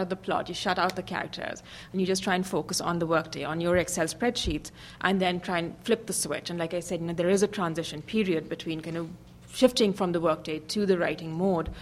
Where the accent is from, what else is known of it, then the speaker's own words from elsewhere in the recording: India; moved away as an adult; also born or lived in Hong Kong / New York; I grew up in India. I worked in Hong Kong for a bit and then, you know, came to the U.S. for business school, lived and worked in New York